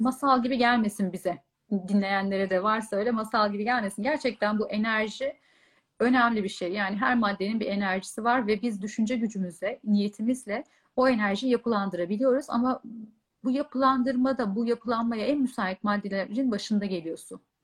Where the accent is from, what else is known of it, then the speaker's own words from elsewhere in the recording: Bolu, Bolu Province, Turkey; moved away as an adult; also born or lived in Istanbul; ben e, doğma büyüme Bolulu'yum. Yaklaşık 18 yılım Bolu'da geçti